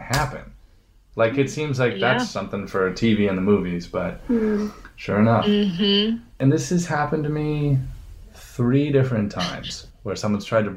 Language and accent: English; San Bernardino, California, United States; I was born in San Bernardino, right across the second house that we lived in.